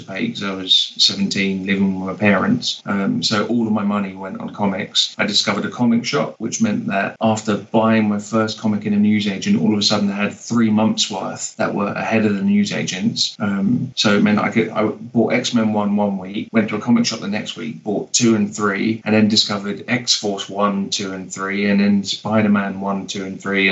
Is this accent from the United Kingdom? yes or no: yes; London, United Kingdom; moved away as an adult; also born or lived in Barcelona, Spain; now in Edinburgh, United Kingdom; I was born in London, lived in Barcelona for 8 years, and I've been in Edinburgh since 2012